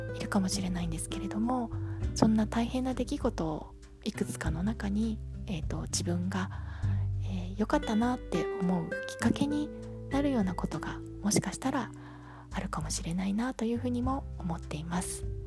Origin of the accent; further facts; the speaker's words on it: Tokyo, Japan; now in Yokohama, Japan; 東京で生まれて 3姉妹の次女で育ちました